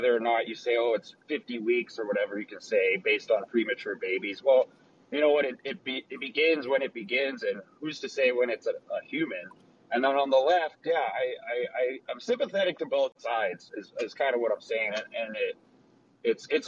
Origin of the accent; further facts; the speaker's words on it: Colorado, United States; I'm from Colorado